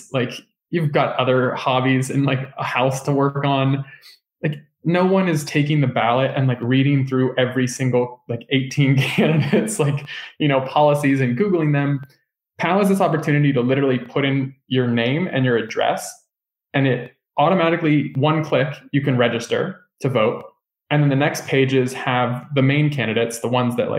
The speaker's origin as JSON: {"language": "English", "region": "Northern California", "country": "United States", "tie": "born or raised there", "said": "I grew up in Northern California"}